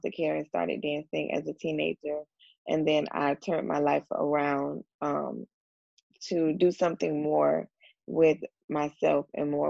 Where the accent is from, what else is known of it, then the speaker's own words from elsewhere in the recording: Ventura, California, United States; born there; I was born in Ventura, California.